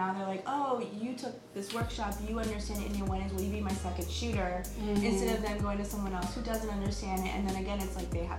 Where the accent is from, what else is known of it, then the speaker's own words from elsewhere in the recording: India; which I love because of course I'm Indian.